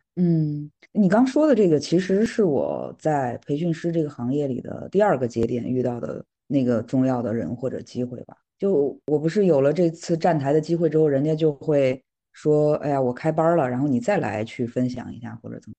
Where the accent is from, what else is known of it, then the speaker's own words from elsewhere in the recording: Qinghai-Tibet Plateau, Northwest China, China; moved away as an adult; now in Beijing, China; 我是西北人，在青藏高原长大